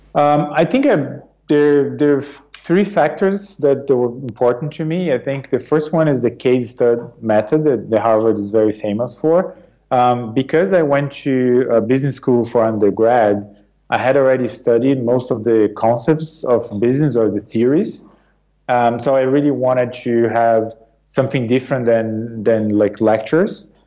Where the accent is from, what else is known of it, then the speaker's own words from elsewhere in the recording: São Paulo, Brazil; moved away as an adult; also born or lived in Marseille, France / United States; now in London, United Kingdom; I was born and raised in Brazil, um, in the Sao Paulo region